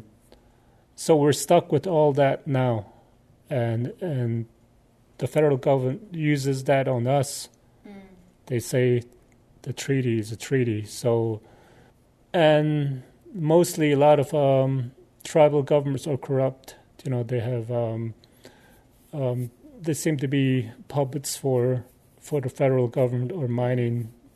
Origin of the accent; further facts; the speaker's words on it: Arizona, United States; I'm a First Nations person originally from Arizona. I'm from the Navajo Nation